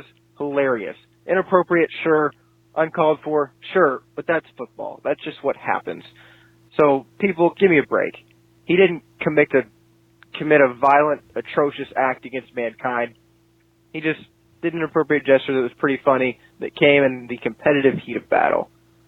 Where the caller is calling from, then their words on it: Tulsa, Oklahoma, United States; I'm calling from Tulsa, Oklahoma.